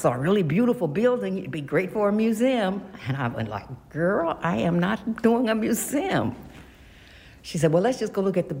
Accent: Philadelphia, Pennsylvania, United States; because I'm from Mill Creek, too.

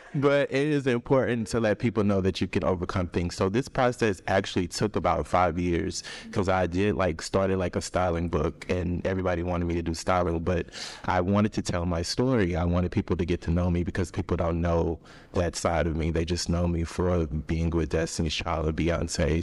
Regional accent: Austin, Texas, United States; I'm originally from Austin, Texas

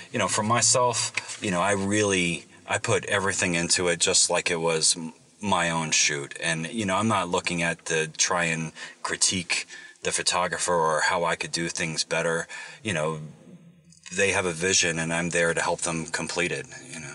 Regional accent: Virginia, United States; I grew up in Virginia

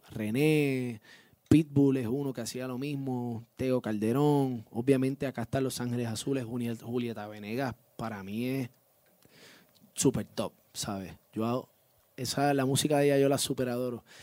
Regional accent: Puerto Rico; Yo obviamente salgo de Puerto Rico, vivo, nacido y criado en Puerto Rico, orgulloso de ser puertorriqueño

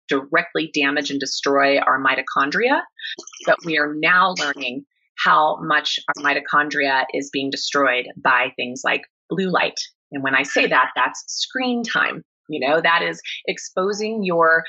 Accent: Kansas, United States; I grew up in Kansas

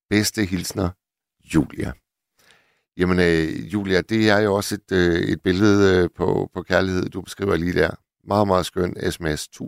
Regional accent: Hirtshals, North Denmark Region, Denmark; Jeg er gammel havnearbejder fra Hirtshals

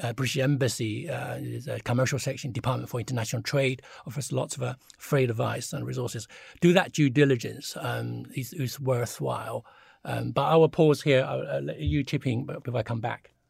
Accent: China; now in United Kingdom; when I grew up in China in sort of, uh, late seventies or early eighties

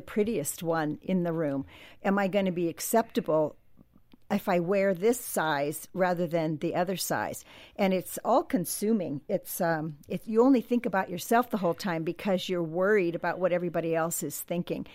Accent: Southern California, United States; Growing up in Southern California

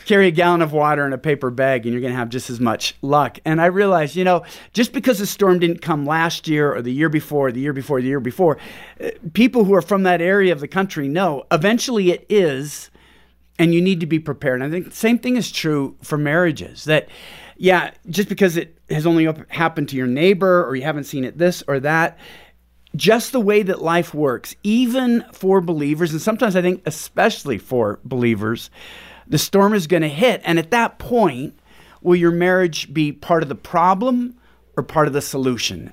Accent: Pacific Northwest, United States; moved away as an adult; now in Houston, United States; We're from Pacific Northwest

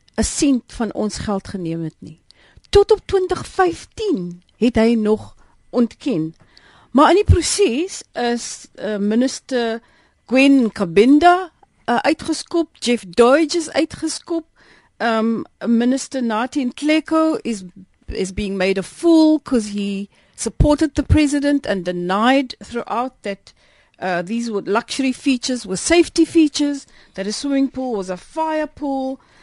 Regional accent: South Africa

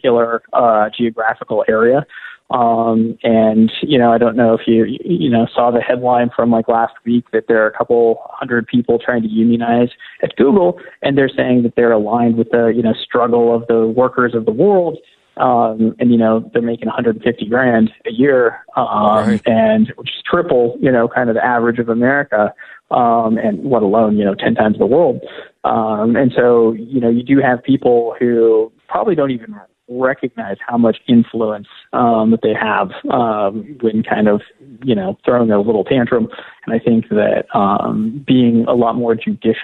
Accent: Oregon, United States; I'm from Oregon, so we probably say things a little different than maybe in Pittsburgh

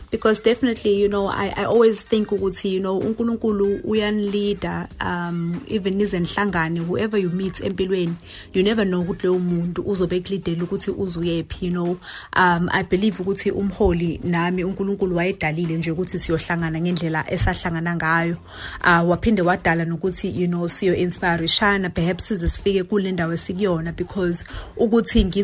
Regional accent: Durban, KwaZulu-Natal, South Africa; also born or lived in Clermont / New Germany; nami ngikhulele khona la ethekwini nami ngizalelwe kamashu

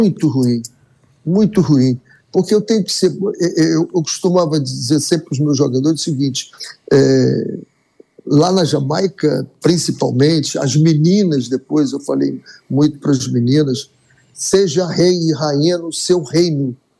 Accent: Brazil; nós somos brasileiros

